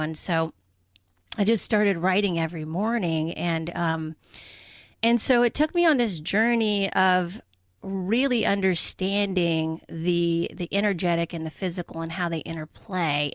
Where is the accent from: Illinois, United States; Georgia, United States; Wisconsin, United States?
Georgia, United States; Atlanta; moved away as an adult; now in Portland, United States; I grew up in Atlanta, Georgia